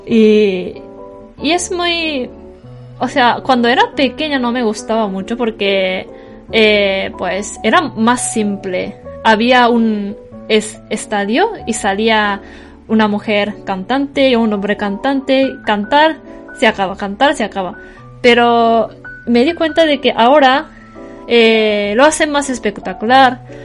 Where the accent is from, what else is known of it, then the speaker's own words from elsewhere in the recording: Tokyo, Japan; moved away as an adult; also born or lived in Kumamoto; yo la mayoría de mi vida hasta ahora he vivido en Tokio